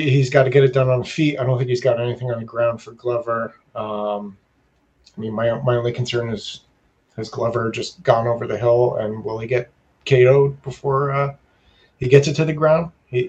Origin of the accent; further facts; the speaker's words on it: Canada; I'm Canadian.